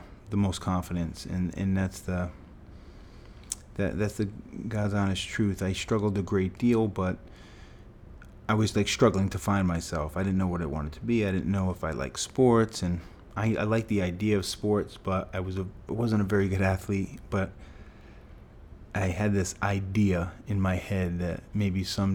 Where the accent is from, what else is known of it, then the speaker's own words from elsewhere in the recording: Fall River, Massachusetts, United States; We grew up in Fall River, Massachusetts, blue-collar town, a place that I grew up loving